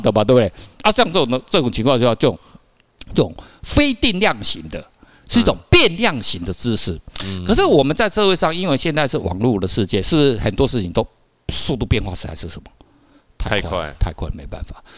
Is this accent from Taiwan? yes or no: yes; Taiwan; 我们台湾人平均是一年念基本好像一点五本